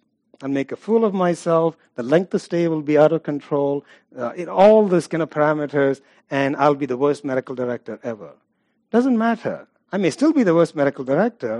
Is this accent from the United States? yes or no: no; India; I'm from India, it's Hinduism